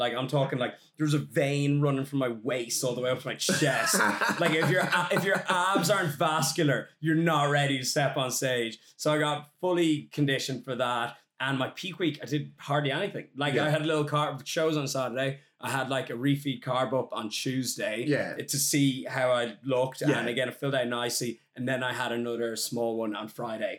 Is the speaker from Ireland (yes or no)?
yes; Ireland; as an Irishman, there's a huge drinking culture in Ireland